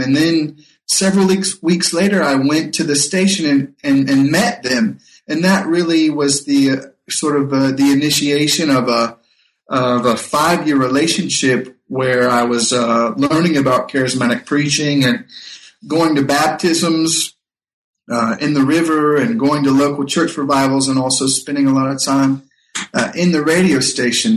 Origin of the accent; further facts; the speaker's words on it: North Carolina, United States; when I was uh, a boy growing up in North Carolina